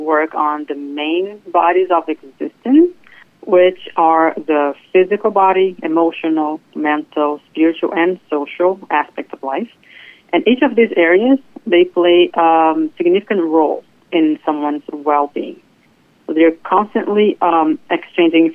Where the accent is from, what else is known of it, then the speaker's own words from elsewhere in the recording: Brazil; moved away as an adult; now in Fort Lauderdale, United States; I was born and raised in Brazil, and I moved here to the United States about 15 years ago.